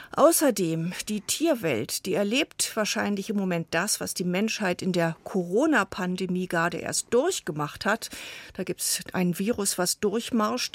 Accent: Germany; bei uns in Deutschland

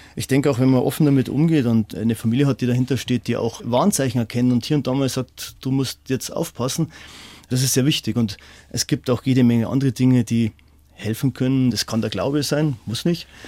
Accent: Dachau, Bavaria, Germany; ich komme aus Dachau

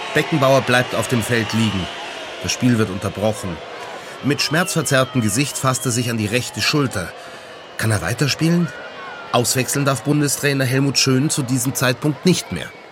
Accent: Garmisch-Partenkirchen, Bavaria, Germany; Geboren bin ich 1971 in Garmisch-Partenkirchen

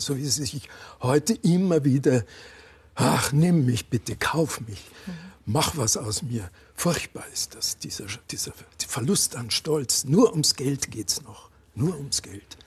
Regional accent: Landshut, Bavaria, Germany; also born or lived in Berlin; ich bin in einer alten Stadt aufgewachsen, in Landshut

